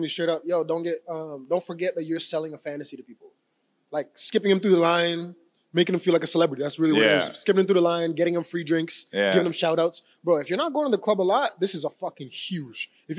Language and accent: English; Abbotsford, British Columbia, Canada; I don't know these things because I just have fun and I'm from Abbotsford.